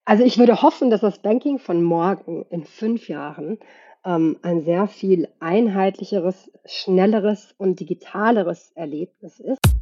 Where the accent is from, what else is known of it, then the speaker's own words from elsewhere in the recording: Germany; moved away as an adult; also born or lived in Sweden; now in Stockholm, Sweden; Ich bin ja in Deutschland geboren und aufgewachsen, habe aber den größten Teil meines Erwachsenenlebens tatsächlich in Schweden verbracht